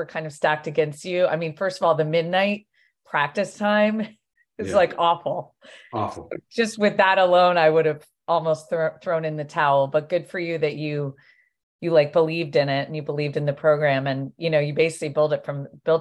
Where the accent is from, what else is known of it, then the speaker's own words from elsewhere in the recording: Hamden, Connecticut, United States; growing up in New Haven in Hamden, it was Quinnipiac College and my mom worked there